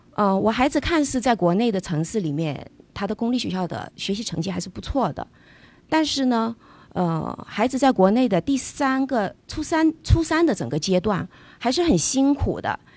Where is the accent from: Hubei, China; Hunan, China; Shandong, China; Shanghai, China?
Hunan, China; Changsha; moved away as an adult; also born or lived in Fuzhou (ancestral); now in Los Angeles, United States; 小时候父母亲是在湖南工作，所以我出生在湖南长沙